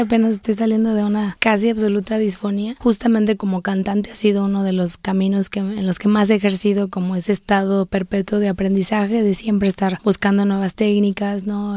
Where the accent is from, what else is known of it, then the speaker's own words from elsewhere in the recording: Guadalajara, Jalisco, Mexico; yo soy tapatía, vivo en Guadalajara